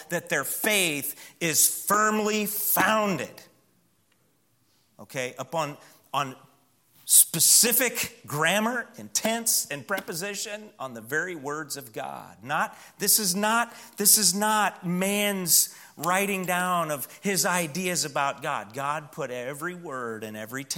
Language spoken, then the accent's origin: English; Midwest, United States; now in Southern US; I come from the Midwest where cedars are more a nuisance than anything